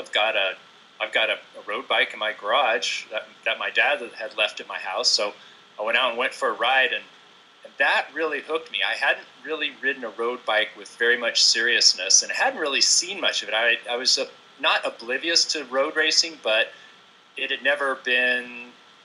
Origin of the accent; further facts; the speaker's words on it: Lancaster, California, United States; also born or lived in Virginia / San Luis Obispo; now in Vancouver, United States; I grew up in the Mojave Desert out in Lancaster area